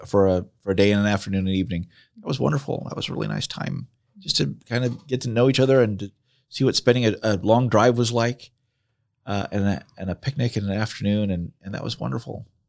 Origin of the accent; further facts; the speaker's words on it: Southern California, United States; moved away as an adult; also born or lived in South Jersey; now in Marion, Indiana, United States; most of my growing up in, in Southern California